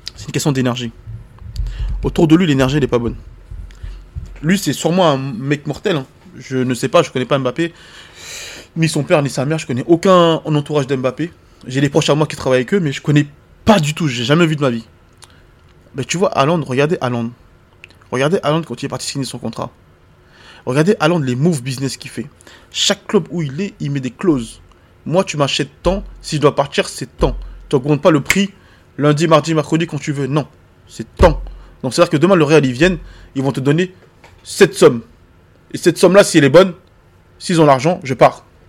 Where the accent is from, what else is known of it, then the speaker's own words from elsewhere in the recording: France; also born or lived in Ivory Coast; Moi, je suis ivoirien. J'ai grandi en France, j'ai les deux cultures